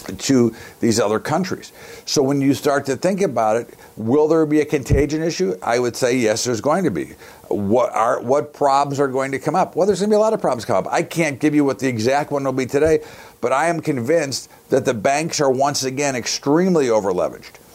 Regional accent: United States; as an American

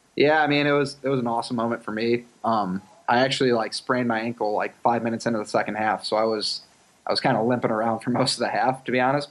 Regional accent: Chicago, Illinois, United States; I'm from Chicago

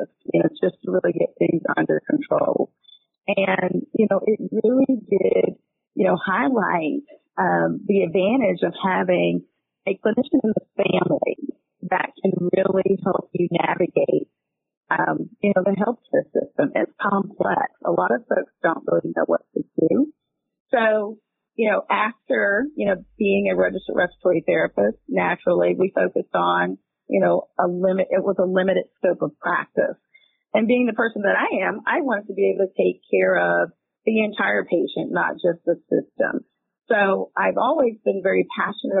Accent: South Georgia, United States; We grew up in South Georgia, very rural area

